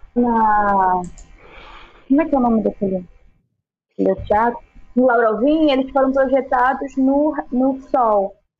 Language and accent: Portuguese; Manaus, Amazonas, Brazil; moved away as an adult; also born or lived in São Paulo; now in Rio de Janeiro, Brazil; a minha terra, porque eu amo morar em Manaus